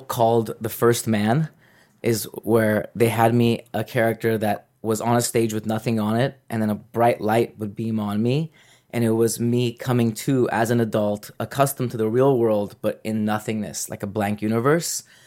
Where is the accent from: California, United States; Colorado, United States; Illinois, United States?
California, United States; Los Angeles; I'm from Los Angeles